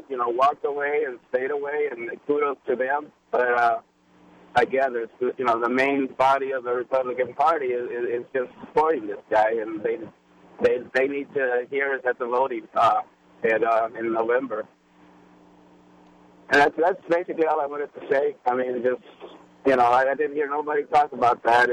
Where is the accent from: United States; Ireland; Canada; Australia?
United States; Texas; I'm from Texas